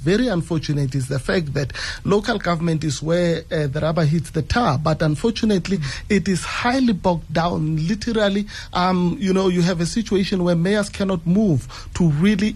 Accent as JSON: {"language": "English", "town": "Winterveld", "country": "South Africa", "tie": "born or raised there", "said": "I grew up in Winterfeld"}